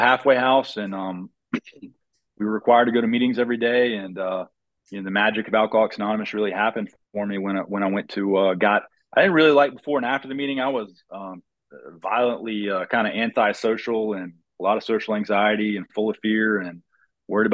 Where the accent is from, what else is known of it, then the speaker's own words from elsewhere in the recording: Fayetteville, United States; also born or lived in Atlanta / Charlotte / Boone; I currently live in Fayetteville. I'm from Fayetteville.